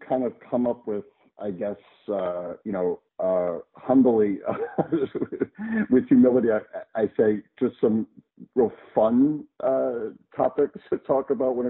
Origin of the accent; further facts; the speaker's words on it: New Jersey, United States; also born or lived in San Francisco Bay Area / San Diego; now in Florida, United States; I grew up in New Jersey, shockingly, right? East Coaster, went to get my doctorate in psychology in the San Francisco Bay Area, lived in San Diego for 15 years, and a year ago moved back to Florida.